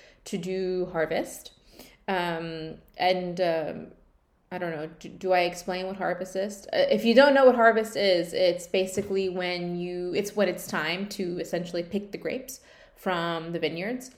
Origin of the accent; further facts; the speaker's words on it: California, United States; moved away; we're both from California